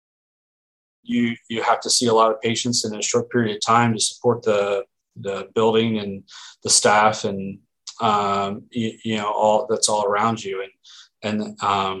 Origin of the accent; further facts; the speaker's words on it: Philadelphia, Pennsylvania, United States; moved away as an adult; also born or lived in Erie, Pennsylvania / Oregon; now in Portland, United States; I'm from the East Coast, around Philly, and I tend to talk fast